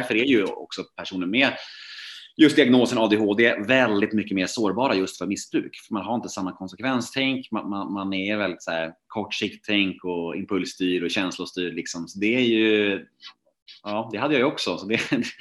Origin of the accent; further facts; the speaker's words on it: Värmdö, Stockholm County, Sweden; moved away as an adult; also born or lived in Södermalm, Stockholm; min uppväxt och min barndom ute på Värmdö